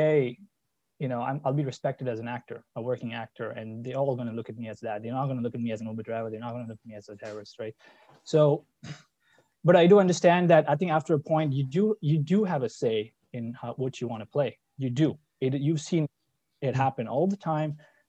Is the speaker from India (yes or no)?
yes; India; now in United States